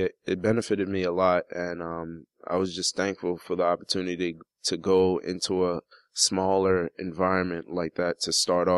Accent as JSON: {"language": "English", "region": "New York", "country": "United States", "tie": "born or raised there", "also_born_or_lived": "Baltimore, Maryland", "moved": "as an adult", "lives_now": "Arizona, United States", "said": "he's from New York, like me"}